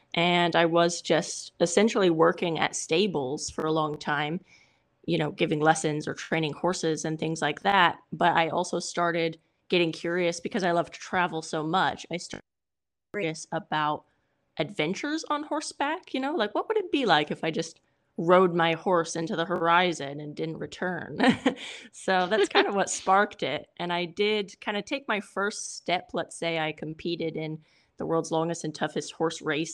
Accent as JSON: {"language": "English", "region": "California", "country": "United States", "said": "I'm Californian"}